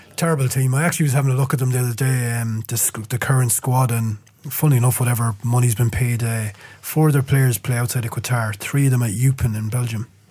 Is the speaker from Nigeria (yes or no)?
no; Ireland; as an Irishman